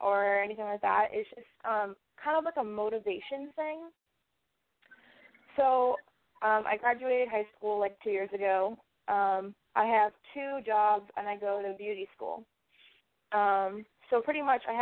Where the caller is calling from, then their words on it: Manchester, New Hampshire, United States; I'm calling from New Hampshire, Manchester, New Hampshire.